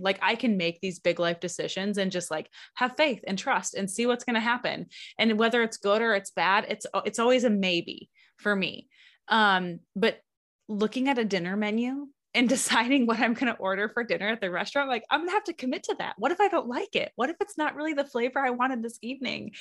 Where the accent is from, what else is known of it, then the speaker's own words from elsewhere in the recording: Lower Michigan, United States; now in Alaska, United States; I'm originally from the Midwest, from Michigan